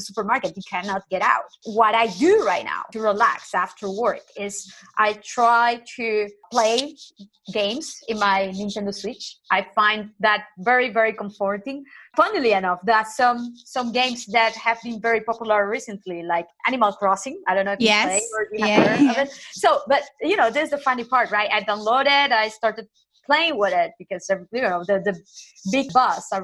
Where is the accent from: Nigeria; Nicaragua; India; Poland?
Nicaragua; moved away as an adult; now in Santander, Spain; I am from Nicaragua, but I have been living in Spain since 2007